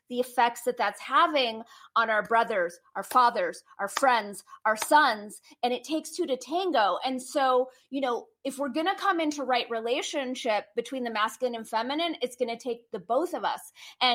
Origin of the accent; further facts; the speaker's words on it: Hollywood, California, United States; You know, growing up in Hollywood, waiting tables, jumping in and out, you know, as a writer of Hollywood